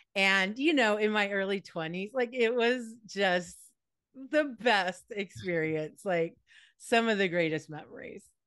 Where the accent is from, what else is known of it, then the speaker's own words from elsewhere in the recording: Los Angeles, California, United States; also born or lived in East Coast; I was born in Encino, California, so I am a Valley girl through and through